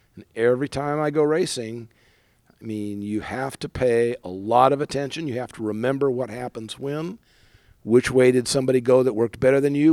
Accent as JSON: {"language": "English", "town": "San Diego", "region": "California", "country": "United States", "tie": "born or raised there", "also_born_or_lived": "Bay Area, California", "said": "I grew up in San Diego, spent a lot of time surfing, came up to the Bay Area to go to school at Berkeley."}